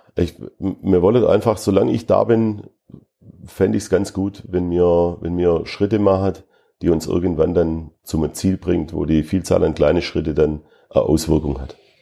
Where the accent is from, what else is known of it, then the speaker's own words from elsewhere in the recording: Schwäbisch Gmünd, Baden-Württemberg, Germany; now in Fürth, Germany; Schwäbisch Gmünd ist meine Heimat